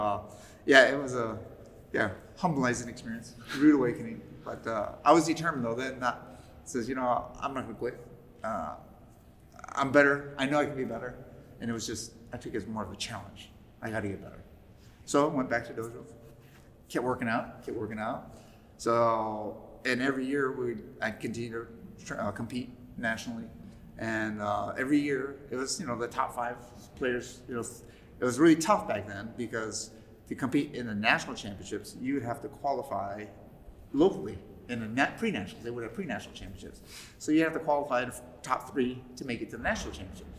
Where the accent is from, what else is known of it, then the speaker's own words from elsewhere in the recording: Chicago, Illinois, United States; Growing up in Chicago, he didn't want me getting into much trouble